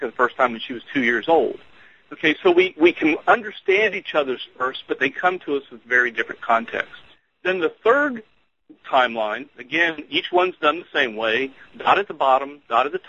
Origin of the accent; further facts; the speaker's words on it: Houston, Texas, United States; I grew up in Houston, Texas